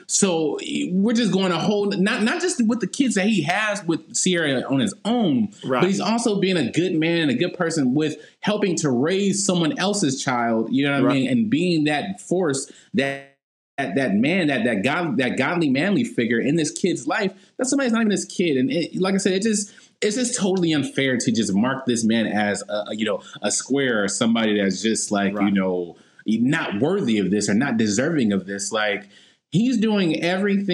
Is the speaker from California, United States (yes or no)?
yes; Compton, California, United States; born and raised in Compton